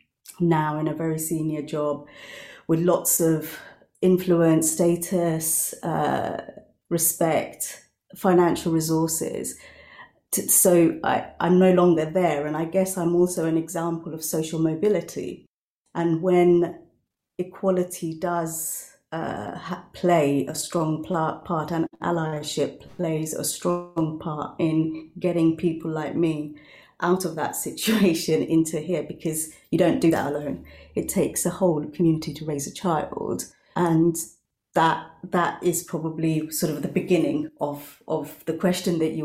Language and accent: English; United Kingdom; I grew up as a British Bengali Muslim woman